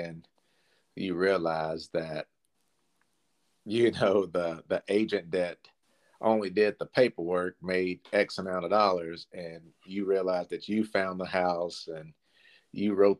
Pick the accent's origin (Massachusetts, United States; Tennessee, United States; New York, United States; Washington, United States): Tennessee, United States; Clarksville; I was born and raised here in Clarksville